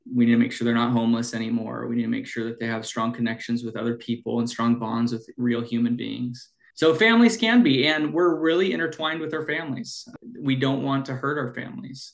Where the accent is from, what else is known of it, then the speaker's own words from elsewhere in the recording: Snohomish County, Washington, United States; I grew up in Washington in Snohomish County. So, uh, and I'm doing the work back in my kind of my hometown.